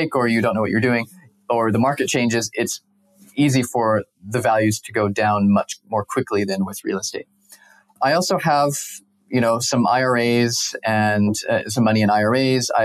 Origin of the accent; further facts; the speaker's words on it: Salt Lake City, Utah, United States; moved away as an adult; also born or lived in Costa Rica / Mexico; I grew up in Salt Lake